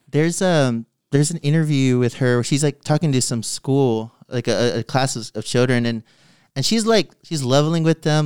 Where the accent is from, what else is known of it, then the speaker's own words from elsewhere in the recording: San Antonio, Texas, United States; also born or lived in Austin; growing up in San Antonio, like, I am a minority that lives in a city where I'm not a minority.